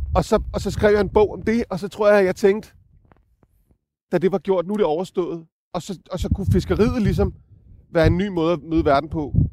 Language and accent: Danish; Copenhagen, Capital Region of Denmark, Denmark; jeg er jo københavner